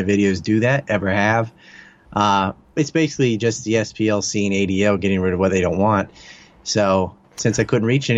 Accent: United States; I have no attachment to the CIA, even though I'm from the United States.

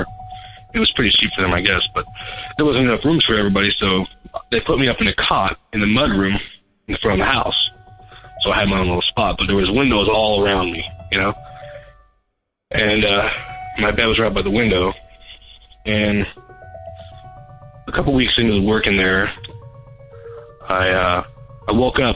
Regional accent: San Bernardino, California, United States; I'm from San Bernardino, California

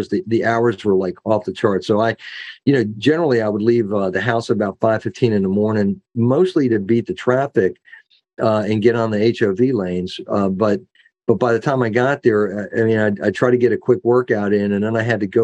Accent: Maryland, United States; moved away as an adult; now in Loudoun County, Virginia, United States; I grew up in Maryland

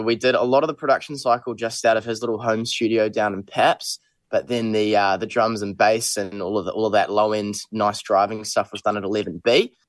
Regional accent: Auckland, New Zealand; obviously we're from Auckland

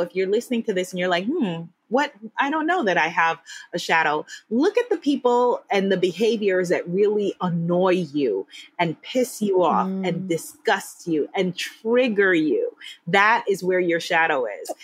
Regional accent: United States; moved away as an adult; me, as the American

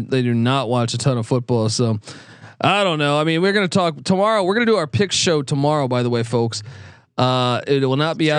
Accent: East Coast, United States; we grew up on the East Coast

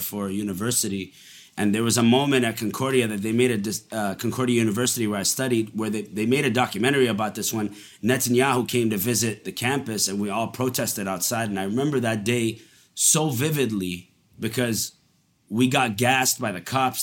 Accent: Montreal, Quebec, Canada; also born or lived in Dubai, United Arab Emirates; I was born in Dubai, and then we moved to Montreal when I was five

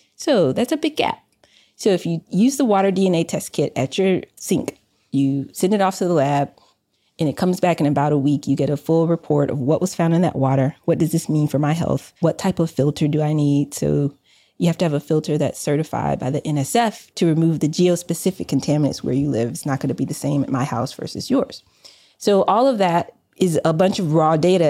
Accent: Atlanta, Georgia, United States; moved away as an adult; also born or lived in Massachusetts; I was born and raised in the Swat, Southwest Atlanta

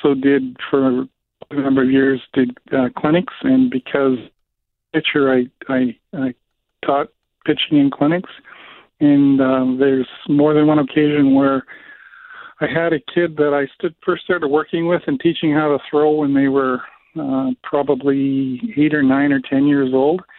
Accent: Brandon, Manitoba, Canada; it was being held in my hometown.

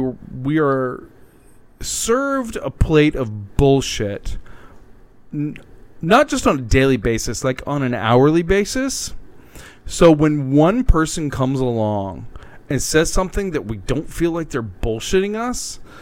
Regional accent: Southeast, United States; I'm from

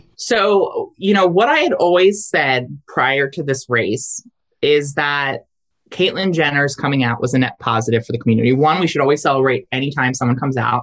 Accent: Delaware, United States; my home state of Delaware

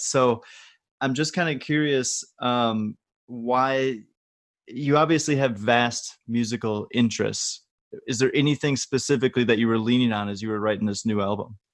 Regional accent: Wisconsin, United States; I'm from Wisconsin

